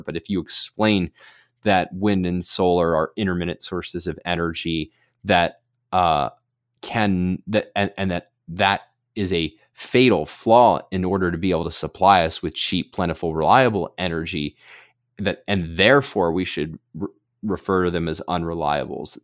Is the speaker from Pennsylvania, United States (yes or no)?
yes; Pennsylvania, United States; my home state of Pennsylvania